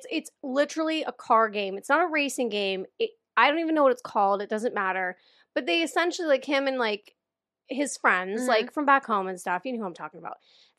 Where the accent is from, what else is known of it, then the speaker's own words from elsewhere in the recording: Pennsylvania, United States; Born and raised in Pennsylvania.